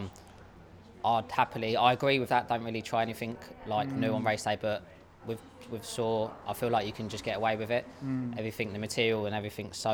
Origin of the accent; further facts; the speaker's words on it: Kent, South East England, United Kingdom; I'm from Kent.